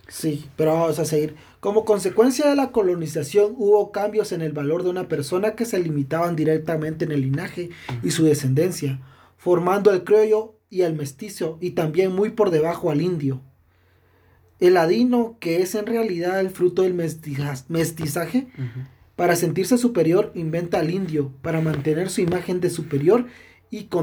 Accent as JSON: {"language": "Spanish", "region": "Quetzaltenango", "country": "Guatemala"}